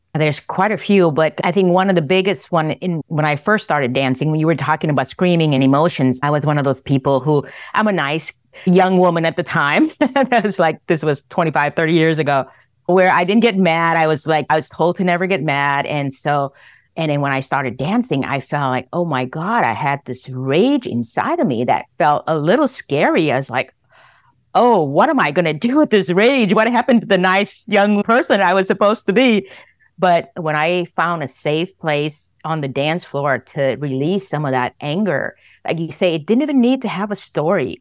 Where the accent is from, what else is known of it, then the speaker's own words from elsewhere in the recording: Vietnam; moved away; I was born in Vietnam. I was born in the middle of the Vietnam War.